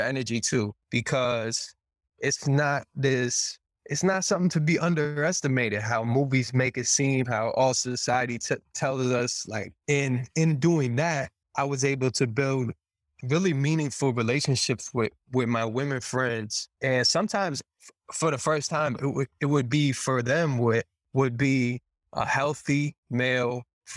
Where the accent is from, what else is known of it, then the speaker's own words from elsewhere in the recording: Boston, Massachusetts, United States; I grew up in Boston.